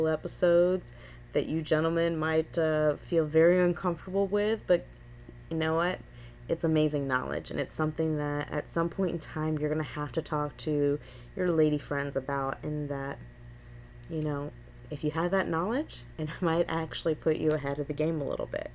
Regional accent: Gulf Coast, Florida, United States; I am a born and raised Florida native

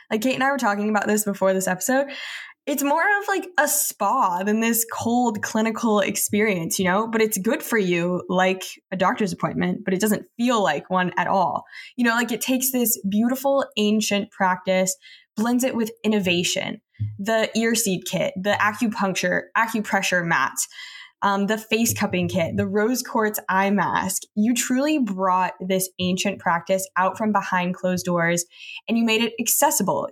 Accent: Texas, United States; I'm from Texas

